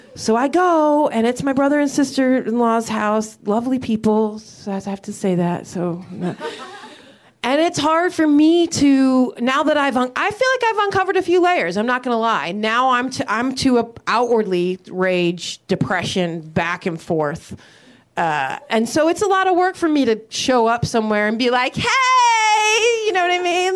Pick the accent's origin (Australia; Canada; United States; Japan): United States; Midwest; I'm from the Midwest